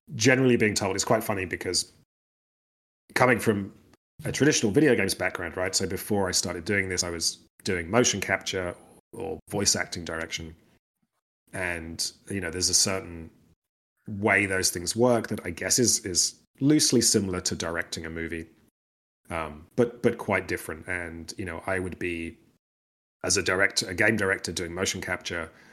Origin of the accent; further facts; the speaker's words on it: United Kingdom; I'm British